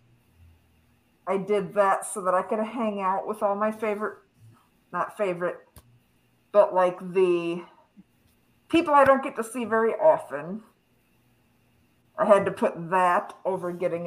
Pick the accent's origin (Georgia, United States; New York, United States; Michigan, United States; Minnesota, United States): Minnesota, United States; now in North Carolina, United States; I live in North Carolina, but I'm from Minnesota